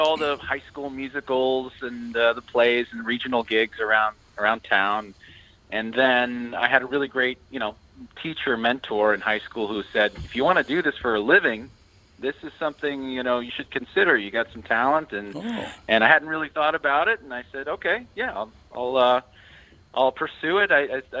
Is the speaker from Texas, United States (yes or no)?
no; San Francisco, California, United States; So I grew up in the Bay Area of San Francisco.